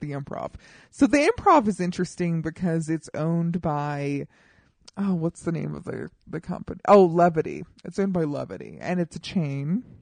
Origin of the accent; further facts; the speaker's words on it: Colorado, United States; now in Los Angeles, United States; I am from Colorado